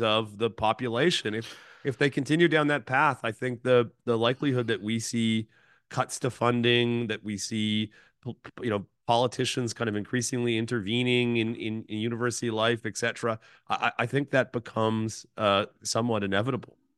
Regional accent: Thunder Bay, Ontario, Canada; I grew up in Thunder Bay

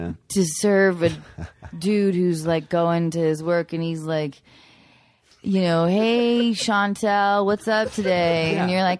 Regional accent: Edmonds, Washington, United States; moved away; I'm from Edmond.

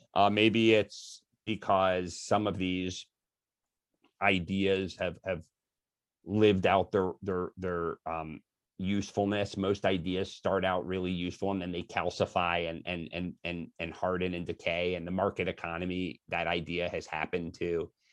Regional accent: Philadelphia, Pennsylvania, United States; I grew up in Philadelphia, and every summer we'd go to the Jersey Shore near Atlantic City

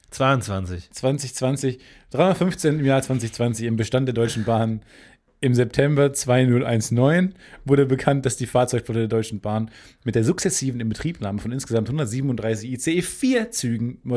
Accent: Jordan; mein Heimatland Jordanien.

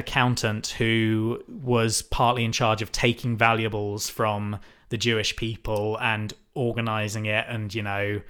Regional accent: United Kingdom; we are white British people.

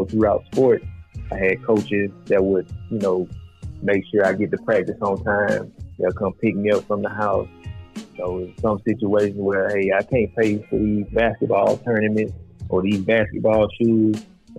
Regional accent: Alabama, United States; now in Texas, United States; I'm originally from Alabama.

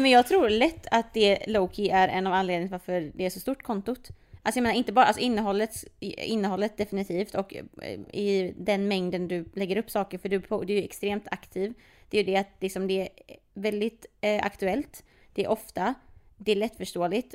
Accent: Partille, Västra Götaland, Sweden; jag är från Partille, eh, Jonsered specifikt

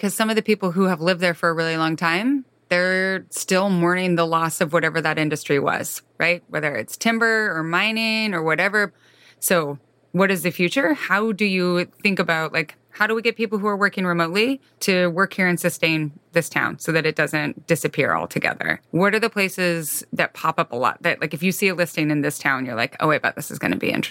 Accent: Idaho, United States; moved away; my town that I grew up in Idaho, it was like a boom town and everything was made with like cheap, shitty wood

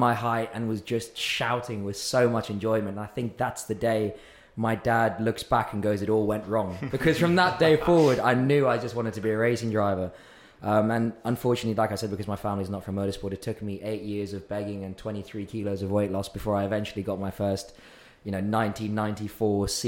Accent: South Africa; now in United Kingdom; I was born in South Africa, lived in South Africa my whole upbringing

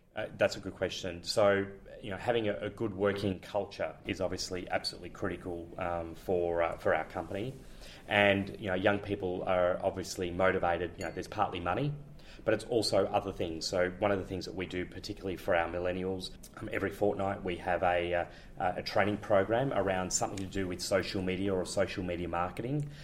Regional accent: Melbourne, Victoria, Australia; moved away as an adult; now in Amsterdam, Netherlands; I'm originally from Melbourne. I'm a Melbourne boy, uh, in fact, from uh, Richmond.

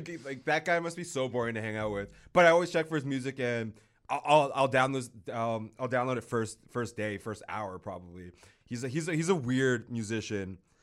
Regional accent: United States; now in Canada; I'm American, born and partially raised.

